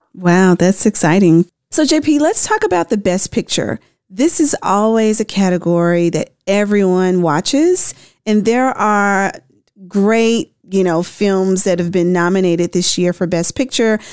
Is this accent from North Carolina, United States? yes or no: no; Memphis, Tennessee, United States; moved away; I'm from Memphis originally.